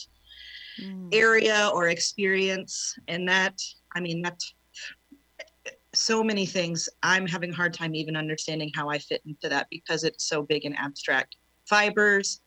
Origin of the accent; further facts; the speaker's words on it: Oklahoma, United States; also born or lived in South Texas; I'm born and raised in Oklahoma. I left for 2 years of my life and moved to deep South Texas.